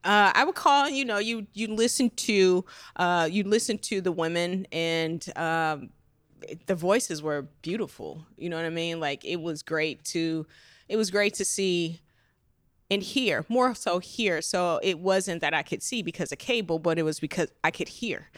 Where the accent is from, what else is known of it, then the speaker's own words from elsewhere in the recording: Las Vegas, Nevada, United States; I'm originally from Las Vegas